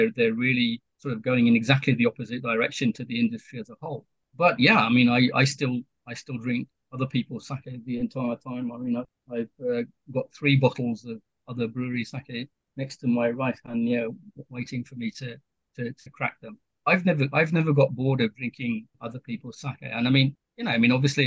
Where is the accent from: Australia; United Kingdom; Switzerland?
United Kingdom; moved away as an adult; now in Kyoto Prefecture, Japan; I'm British